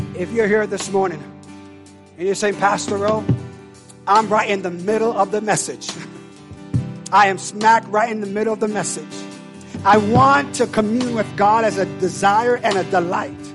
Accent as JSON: {"language": "English", "country": "Jamaica", "said": "I know I tell you I'm Jamaican, but I really am Jamaican"}